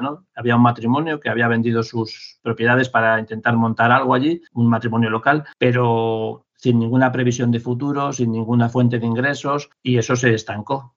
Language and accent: Spanish; Madrid, Community of Madrid, Spain; also born or lived in Asturias; vivo, vivo en Madrid, nací en Madrid también